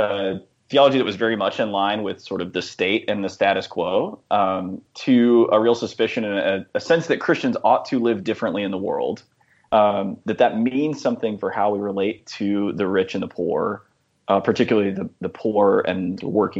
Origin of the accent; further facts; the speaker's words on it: Dallas, Texas, United States; also born or lived in Nashville, Tennessee; now in Chapel Hill, United States; I grew up evangelical in Dallas